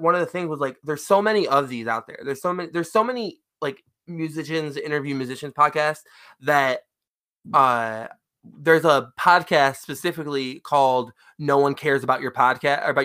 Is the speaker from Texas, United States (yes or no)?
no; Lansing, Michigan, United States; I am from Lansing